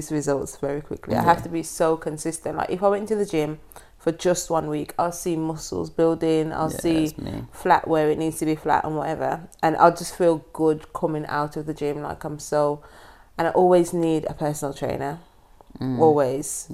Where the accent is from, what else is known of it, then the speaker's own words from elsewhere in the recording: Jamaica; I'm from Jamaica